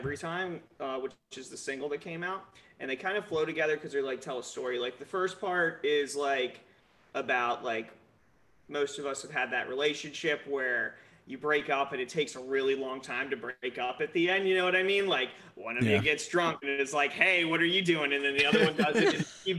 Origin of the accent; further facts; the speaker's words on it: Southern Maryland, United States; we grew up in Southern Maryland.